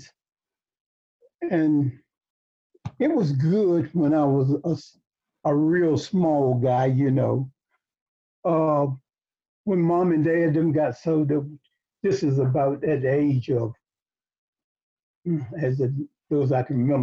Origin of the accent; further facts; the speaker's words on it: Reelsburg, United States; I was born in Reelsburg